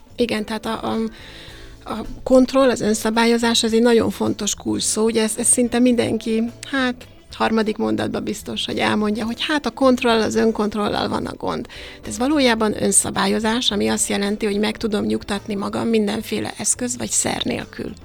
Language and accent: Hungarian; Hungary